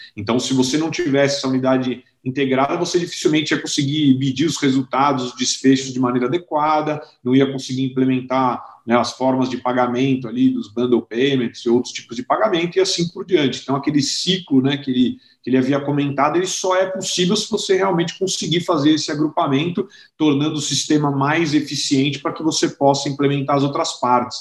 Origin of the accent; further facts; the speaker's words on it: São Paulo, Brazil; sou original aqui de São Paulo, né? Então eu nasci aqui é, em São Paulo, estudei aqui no Colégio Rio Branco